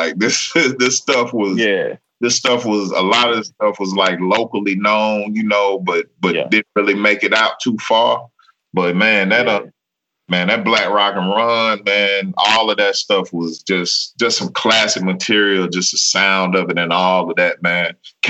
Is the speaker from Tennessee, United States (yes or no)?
yes; Memphis, Tennessee, United States; I'm from Memphis, Tennessee, so I didn't get a lot of the stuff that was popping in the New York area, tri-state area, whatever. … was not big in my city.